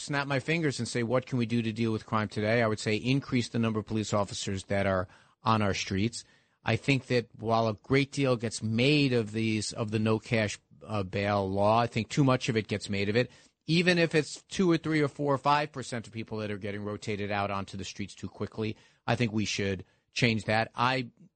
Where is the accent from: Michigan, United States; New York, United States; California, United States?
New York, United States; New York City; I grew up in the Park Slope side of that district